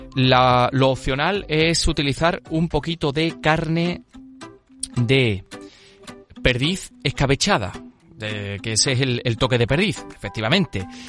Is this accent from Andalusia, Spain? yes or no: yes; La Carolina, Andalusia, Spain; una receta de la Carolina, de mi pueblo